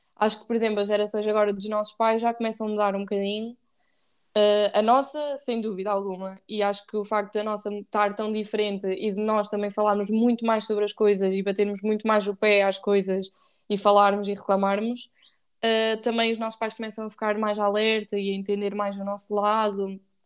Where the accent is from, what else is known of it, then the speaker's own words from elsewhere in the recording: Ílhavo, Aveiro District, Portugal; Sou de Ilhavo, que é uma terra, é a capital do mundo, digo. Não, que é em Aveiro